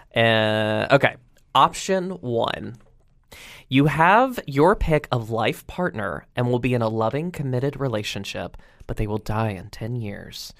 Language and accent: English; Roanoke, Virginia, United States; I had a sketch show, uh, in my hometown on the Cable Access